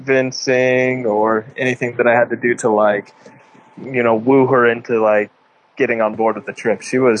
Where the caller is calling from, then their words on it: Shasta Lake, California, United States; So right now we are on Shasta Lake. So it's in Northern California, just like north of Redding, California